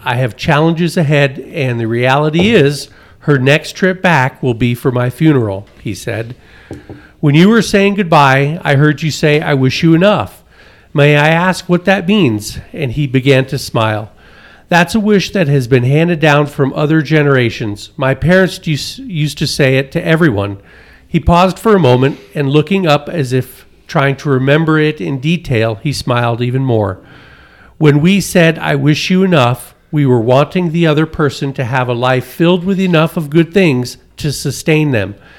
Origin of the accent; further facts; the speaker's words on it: Connecticut, United States; now in Colorado, United States; I come from Connecticut